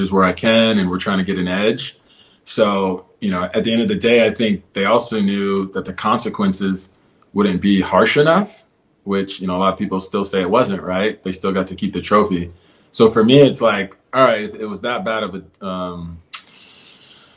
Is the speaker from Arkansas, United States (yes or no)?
no; Houston, Texas, United States; now in Los Angeles, United States; I grew up in Houston